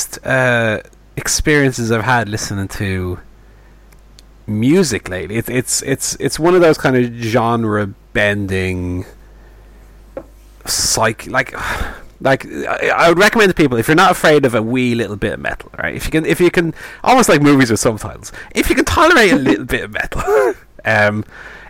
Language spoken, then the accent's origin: English; Ireland; as an Irishman